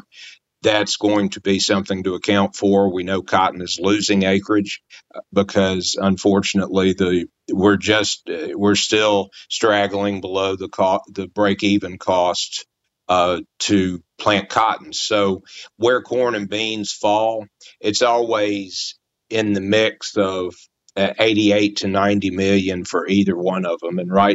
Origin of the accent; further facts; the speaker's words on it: Memphis, Tennessee, United States; moved away; I grew up in Memphis